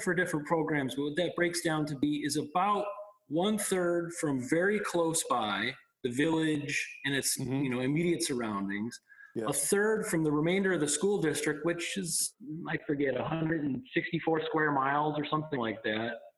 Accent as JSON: {"language": "English", "town": "Colden", "region": "New York", "country": "United States", "tie": "born or raised there", "said": "I grew up in Colden, outside of the outside of the village quite a ways, but you know part of the kind of greater community here"}